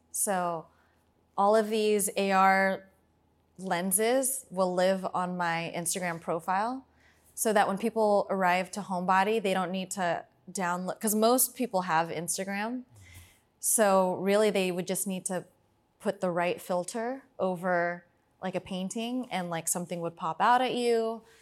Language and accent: English; Fremont, California, United States; I'm from Fremont